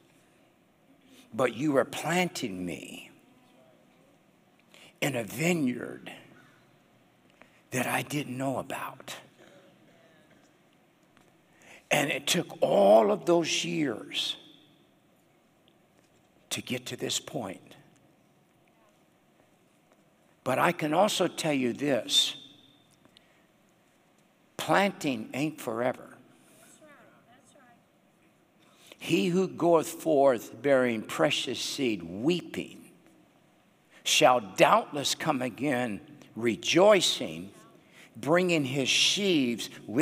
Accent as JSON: {"language": "English", "area": "the Northwest", "region": "Pacific Northwest", "country": "United States", "tie": "born or raised there", "moved": "as an adult", "lives_now": "Nashville, United States", "said": "And I was raised in the Northwest. I pastored in the Northwest."}